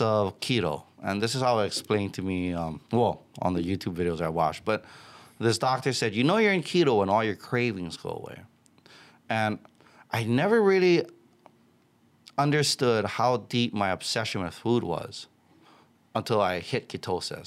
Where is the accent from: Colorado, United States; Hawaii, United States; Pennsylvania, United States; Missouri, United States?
Hawaii, United States; Waianae; I grew up in a tough town. I grew up in Waianae.